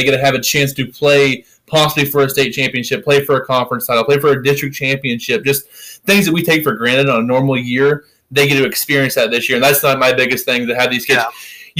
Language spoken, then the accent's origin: English; Graham, Missouri, United States; moved away; my hometown of Graham